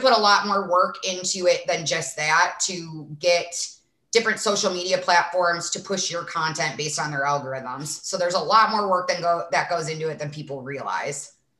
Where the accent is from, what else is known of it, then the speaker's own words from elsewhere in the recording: Sandwich, Illinois, United States; accent: Midwest; now in Arizona, United States; I'm from a small town in Illinois called Sandwich, but I do have a very thick accent